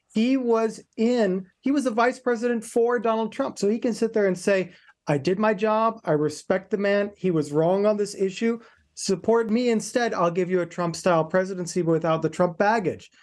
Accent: Indiana, United States; moved away; my upbringing is in Indiana. I grew up in Indiana.

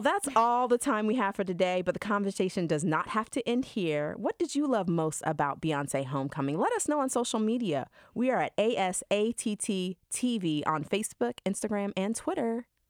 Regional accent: Georgia, United States; a black woman growing up in Georgia

